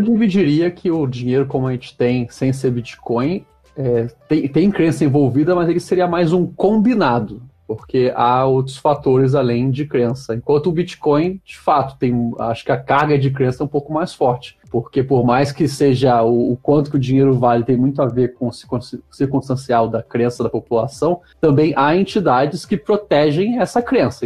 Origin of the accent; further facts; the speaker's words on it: Rio de Janeiro, Brazil; now in São Paulo, Brazil; a coisa de carioca, que é a Erika não gosta, mas a gente puxa bastante assunto com todo mundo